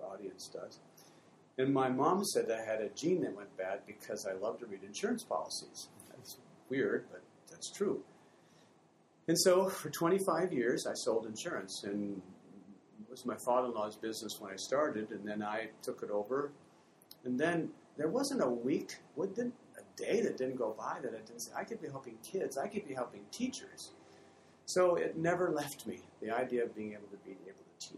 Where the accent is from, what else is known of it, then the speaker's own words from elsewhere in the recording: Fremont, Michigan, United States; moved away as an adult; also born or lived in Hamilton; I grew up in Fremont, Michigan, back in the, I guess, in the 60s